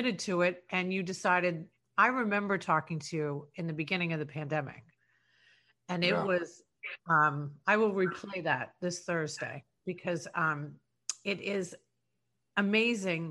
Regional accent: New York City, New York, United States; I'm a New Yorker

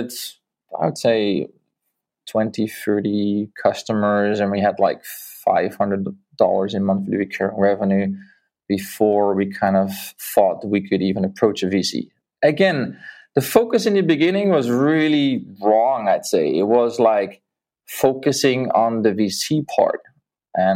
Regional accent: Netherlands; moved away as an adult; also born or lived in Mexico; I'm from the Netherlands

